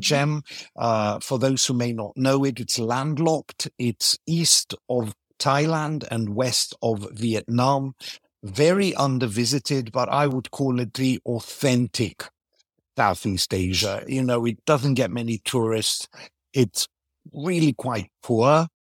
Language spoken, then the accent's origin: English; Greece; first language Greek and English; I grew up in Greece, speaking English at home, So Greek and English are, are both native languages.